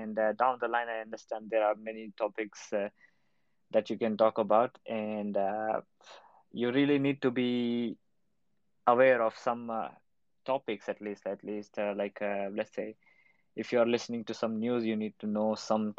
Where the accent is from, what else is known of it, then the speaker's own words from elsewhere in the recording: India; now in Berlin, Germany; I'm from India, currently working in Berlin.